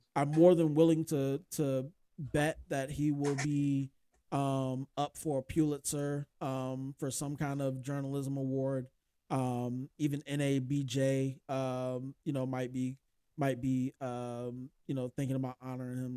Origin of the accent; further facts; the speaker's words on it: United States; as an American